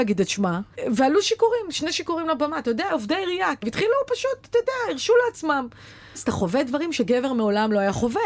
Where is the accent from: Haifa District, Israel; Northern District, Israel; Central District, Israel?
Haifa District, Israel; the Krayot; moved away; אני באה מהקריות